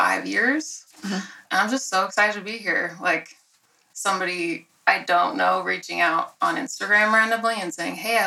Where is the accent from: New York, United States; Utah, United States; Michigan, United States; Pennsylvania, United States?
Utah, United States; Orem; also born or lived in Richfield, Utah / Provo, Utah; I was born in Orem here, this is Provo, but close to here. I've lived in Utah my whole life